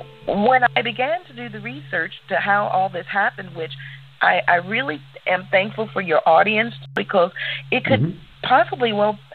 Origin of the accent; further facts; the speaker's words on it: St. Louis, Missouri, United States; I was born in St. Louis, Missouri. I'm a native of Missouri. I'm a Missourian